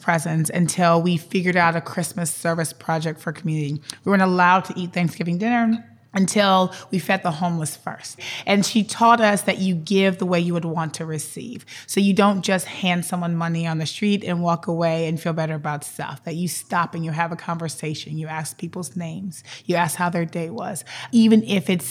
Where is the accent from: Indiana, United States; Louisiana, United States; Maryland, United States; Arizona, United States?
Louisiana, United States; New Orleans; moved away as an adult; also born or lived in Minnesota; I am born and raised in New Orleans, Louisiana